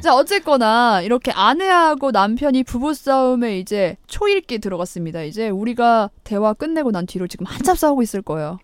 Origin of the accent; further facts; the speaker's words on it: Chungcheong, South Korea; 제가 충청도인데 우리 충청도에서 이런 사투리 안 쓰거든요.